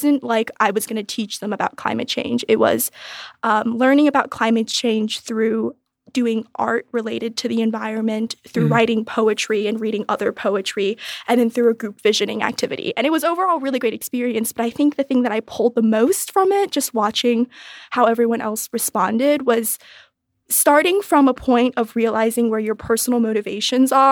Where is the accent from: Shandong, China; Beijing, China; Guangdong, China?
Beijing, China; moved away; growing up in Beijing in like a really tall high-rise building